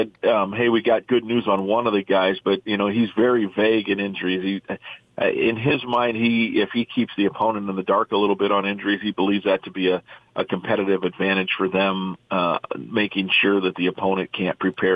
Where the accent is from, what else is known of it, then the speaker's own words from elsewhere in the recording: Iowa, United States; moved away; I grew up in Iowa